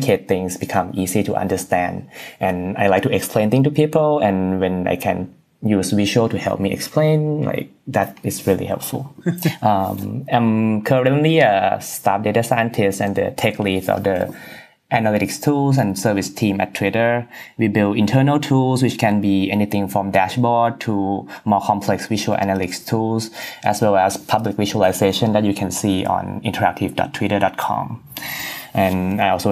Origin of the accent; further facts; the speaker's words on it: Bangkok, Thailand; moved away as an adult; also born or lived in Maryland, United States; now in United States; I was born and raised in Bangkok, Thailand